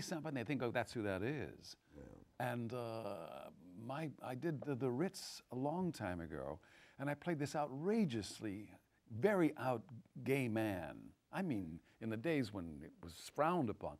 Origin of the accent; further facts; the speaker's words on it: Texas, United States; moved away; also born or lived in Los Angeles / New York; I came to New York, I'm from Texas and I went to LA first